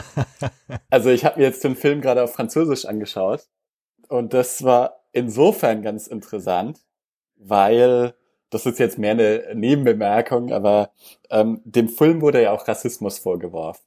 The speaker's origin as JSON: {"language": "German", "country": "Germany", "said": "bei uns in Deutschland"}